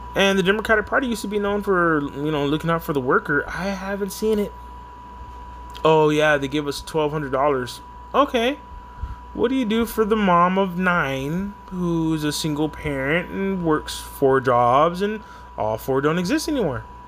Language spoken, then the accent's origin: English; San Antonio, Texas, United States; I'm just from San Antonio